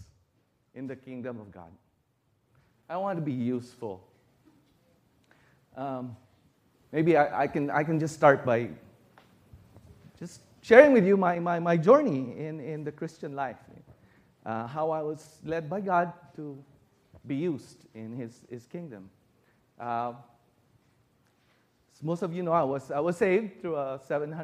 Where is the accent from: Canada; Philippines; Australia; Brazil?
Philippines; moved away as an adult; now in United States; I was born in America, but as a baby, we went back home to the Philippines.